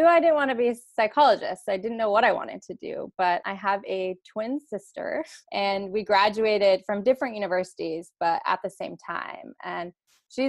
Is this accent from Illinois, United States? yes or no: no; Escalon, California, United States; I'm actually from a very small town in California. It's called Escalon, California. It's a small farm town in the Central Valley. So when I was living there as a kid